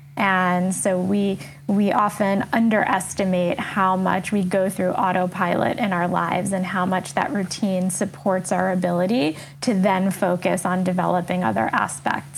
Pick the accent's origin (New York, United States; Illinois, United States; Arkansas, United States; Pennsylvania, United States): New York, United States; New York City; also born or lived in France / South Africa; an American, born and raised in New York